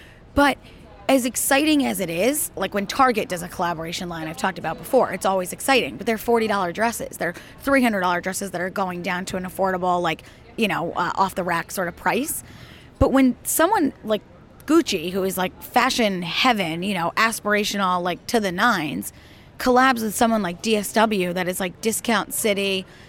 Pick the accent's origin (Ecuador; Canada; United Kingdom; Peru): United Kingdom; accent: British; French with my British accent, won't you?